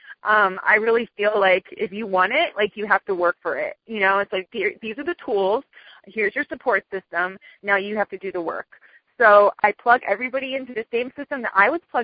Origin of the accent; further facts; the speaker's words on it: Miami, Florida, United States; I'm from Miami. I'm born and raised in Miami